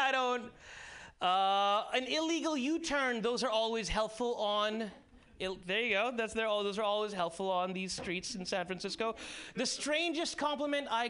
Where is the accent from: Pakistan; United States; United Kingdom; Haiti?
Pakistan; Karachi, Sindh; moved away; I actually did go to high school with him. Yeah, in Karachi